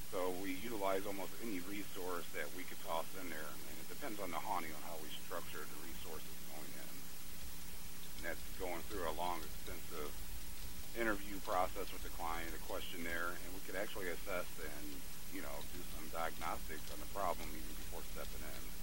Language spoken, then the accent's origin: English; St. Louis, Missouri, United States; my hometown of St. Louis, Missouri